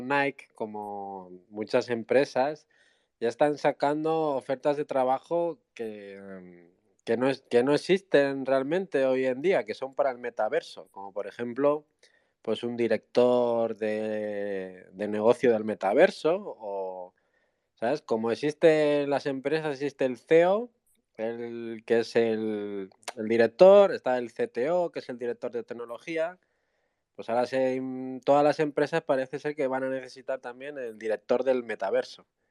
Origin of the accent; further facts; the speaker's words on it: Basque Country, Spain; soy del País Vasco